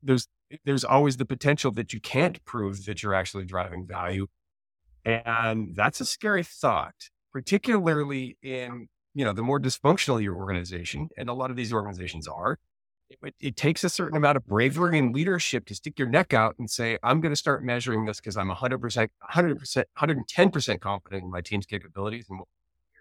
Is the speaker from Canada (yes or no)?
yes; Canada; I'm Canadian